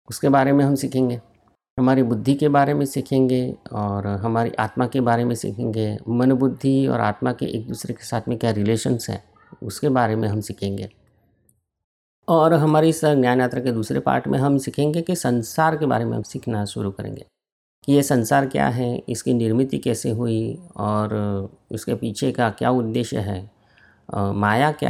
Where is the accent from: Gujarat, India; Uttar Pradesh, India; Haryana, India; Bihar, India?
Gujarat, India; Ahmedabad; और मैं अहमदाबाद का रहने वाला हूँ